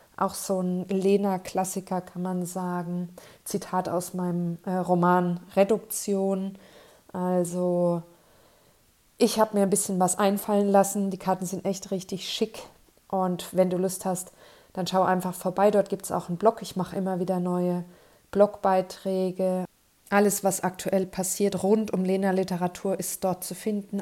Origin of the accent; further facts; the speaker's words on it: Kleinheubach, Bavaria, Germany; in Kleinheubach in meiner Heimat